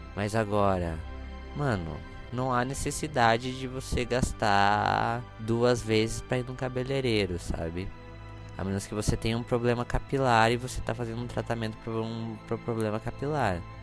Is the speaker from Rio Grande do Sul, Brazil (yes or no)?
no; interior of Santa Catarina, Brazil; moved away as an adult; also born or lived in Paraná; Nasci dia 19 do 2 de 1998, às 22h22, 22, num quartinho de hospital numa cidade no interior de Santa Catarina. Na verdade, é duas cidades. Uma fica no Paraná e a outra fica em Santa Catarina